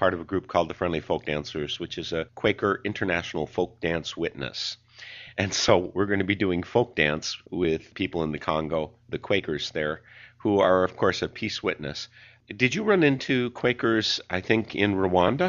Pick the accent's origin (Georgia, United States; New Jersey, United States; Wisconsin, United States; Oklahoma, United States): Wisconsin, United States; also born or lived in Victoria, Texas; I'm a Wisconsinite